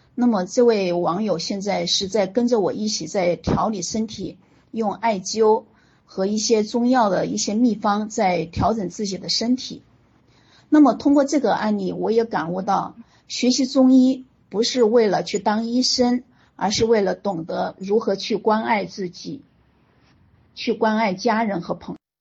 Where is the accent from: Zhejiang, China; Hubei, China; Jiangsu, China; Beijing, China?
Hubei, China; Huanggang; moved away as an adult; also born or lived in Hunan / Xi'an / Shenzhen / Canada; now in Foshan, China; 我出生在湖北黄冈，呃，大家都知道的一个顺产学霸的小城市啊